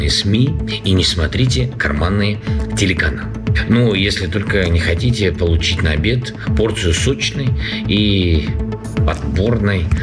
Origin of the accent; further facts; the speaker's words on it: Crimea, Ukraine; born there; я родилась в Крыму.